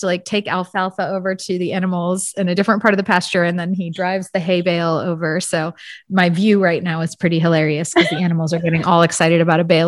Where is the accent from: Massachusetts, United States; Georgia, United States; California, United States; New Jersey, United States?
California, United States; San Francisco Bay Area; I grew up in the San Francisco Bay Area